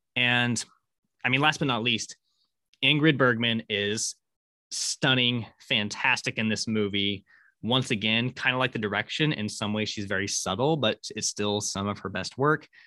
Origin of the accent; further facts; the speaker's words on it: Syracuse, Kansas, United States; where I grew up in Syracuse, is that there used to be a big Harvey house there